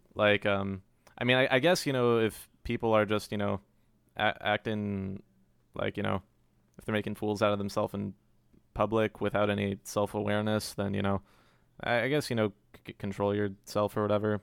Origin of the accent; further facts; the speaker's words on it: Cary, North Carolina, United States; also born or lived in Long Island, New York; I'm from Cary, which some people uh, refer like some people say Cary stands for Containment Area for Relocating Yankees. Can confirm I was born born in Long Island, New York, and we moved there when I was a baby